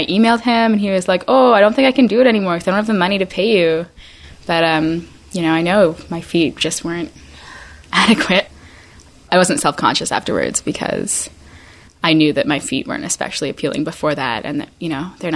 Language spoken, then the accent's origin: English; Vancouver, British Columbia, Canada; moved away as an adult; I was back in my hometown of Vancouver for 8 weeks